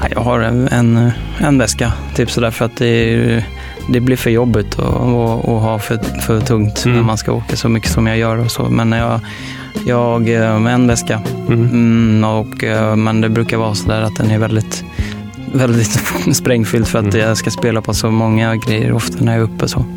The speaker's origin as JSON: {"language": "Swedish", "town": "Stockholm", "region": "Stockholm County", "country": "Sweden", "tie": "born or raised there", "said": "jag är uppväxt mycket på Södermalm"}